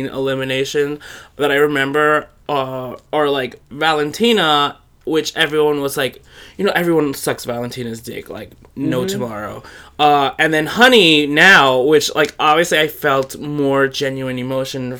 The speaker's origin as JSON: {"language": "English", "region": "New York", "country": "United States", "tie": "born or raised there", "said": "it being my hometown"}